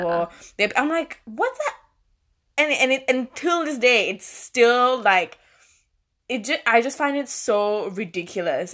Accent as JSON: {"language": "English", "country": "Malaysia", "accent": "Malaysian", "moved": "yes", "lives_now": "Australia", "said": "i have a malaysian accent like it's there it's not disappeared"}